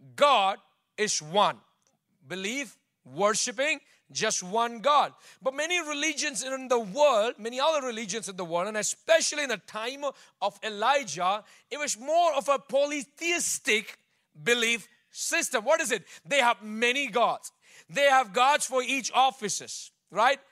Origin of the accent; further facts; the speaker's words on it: Bangalore, Karnataka, India; moved away; I grew up in Bangalore